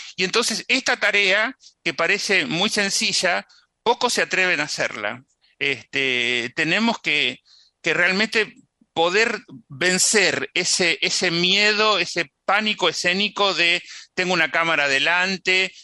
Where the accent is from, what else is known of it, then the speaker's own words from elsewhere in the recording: San Antonio de Areco, Buenos Aires Province, Argentina; San Antonio de Areco, donde yo nací